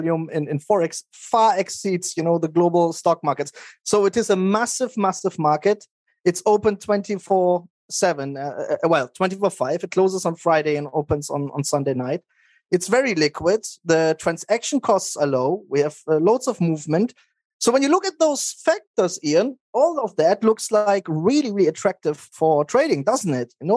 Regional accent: Germany; moved away as an adult; also born or lived in Maastricht, Netherlands / Spokane, United States / Nice, France; I grew up in Germany. I went to high school there.

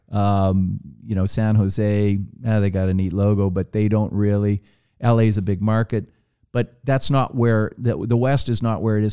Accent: Toronto, Ontario, Canada; I grew up in Toronto

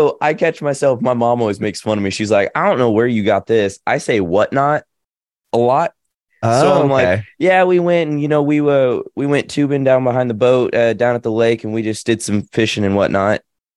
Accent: Nashville, Tennessee, United States; accent: Southern; So I'm from Nashville, and my Southern accent comes out a little bit on certain words and things like that.

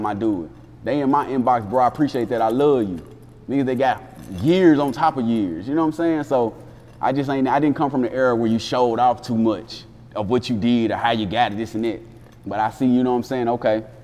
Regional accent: Jackson, Tennessee, United States; also born or lived in Ohio; I'm originally from Ohio, but growing up in Jackson, Tennessee

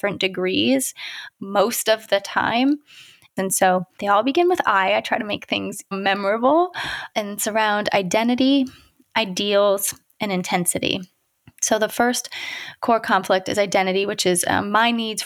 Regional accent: Ohio, United States; now in California, United States; I'm from Ohio. I live in California now, so we are a long way from home

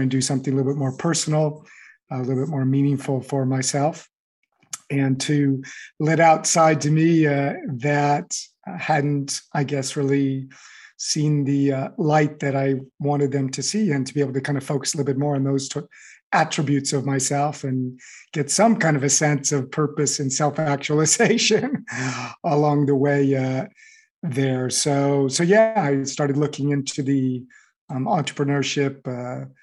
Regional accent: Los Angeles, California, United States; moved away as an adult; now in Paris, France; I grew up in the Los Angeles area

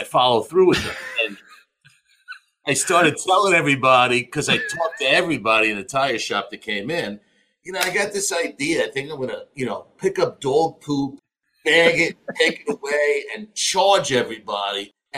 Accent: Glen Cove, New York, United States; Grew up in Glen Cove

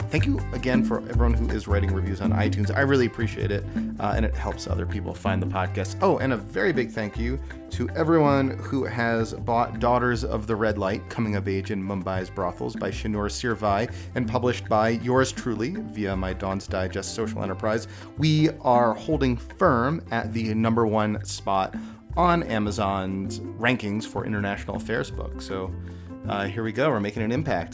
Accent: Connecticut, United States; I'm American. I was born in, in Connecticut

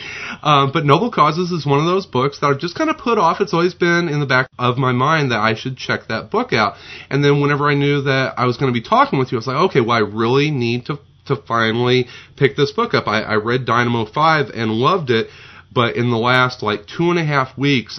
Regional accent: Southern Illinois, United States; growing up in Southern Illinois

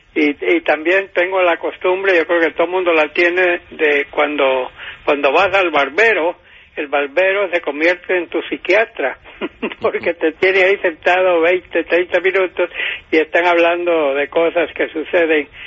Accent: San Pedro Sula, Cortés, Honduras; moved away; mi ciudad natal de San Pedro Sula, donde yo nací en 1935

